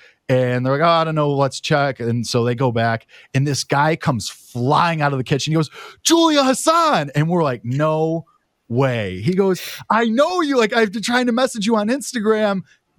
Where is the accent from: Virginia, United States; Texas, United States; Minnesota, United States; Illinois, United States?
Illinois, United States; Chicago; I'm from Chicago. I can walk down the street and get it for $20 if I want to.